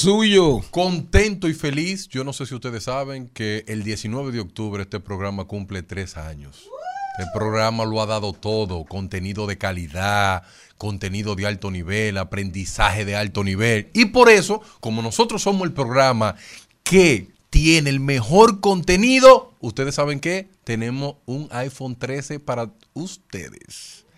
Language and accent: Spanish; Dominican Republic; a mí como dominicano